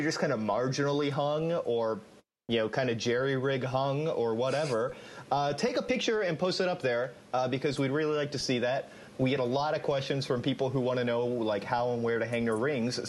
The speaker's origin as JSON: {"language": "English", "town": "Atlanta", "region": "Georgia", "country": "United States", "tie": "born or raised there", "also_born_or_lived": "Japan", "said": "I grew up in Atlanta, and Atlanta is pretty much owned by Coca-Cola."}